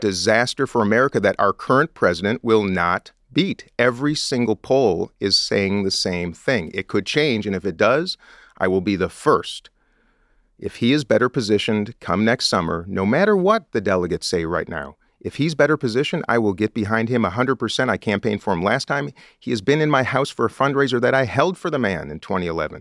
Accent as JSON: {"language": "English", "region": "Minnesota", "country": "United States", "said": "I come from Minnesota"}